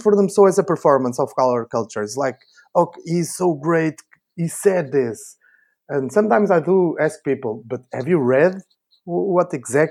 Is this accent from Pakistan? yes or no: no; Portugal; English is a second language; moved away as an adult; also born or lived in Spain / United States